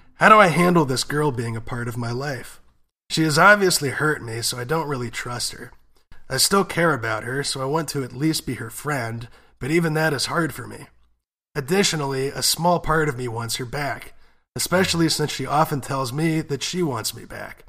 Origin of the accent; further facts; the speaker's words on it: United States; both being American